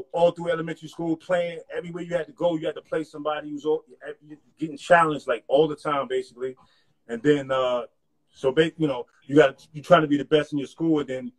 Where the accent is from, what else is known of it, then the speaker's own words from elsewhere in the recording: Harlem, New York, United States; I'm from Harlem. So I'm from